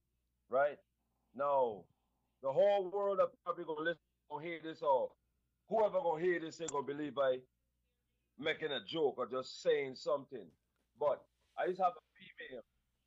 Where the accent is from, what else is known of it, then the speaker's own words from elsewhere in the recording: Little Haiti, Florida, United States; also born or lived in Virgin Islands / Texas; I was born in the Virgin Islands, raised in Little Haiti and Texas. So I don't know about the customs and the stuff that they got going on down these parts.